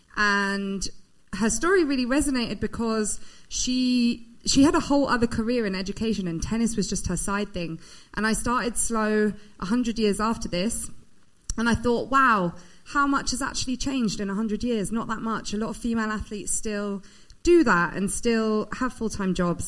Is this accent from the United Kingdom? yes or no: yes; United Kingdom; I'm British